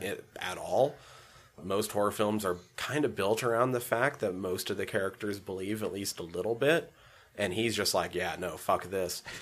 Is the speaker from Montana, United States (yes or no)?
yes; Superior, Montana, United States; Superior, my hometown